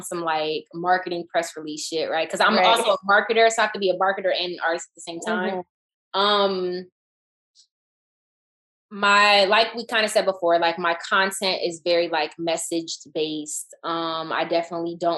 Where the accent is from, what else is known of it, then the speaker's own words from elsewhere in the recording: Atlanta, Georgia, United States; moved away as an adult; growing up in Atlanta when … was becoming and became